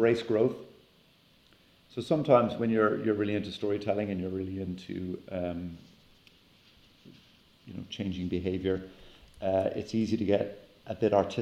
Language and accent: English; Ireland; now in United States; back home in Ireland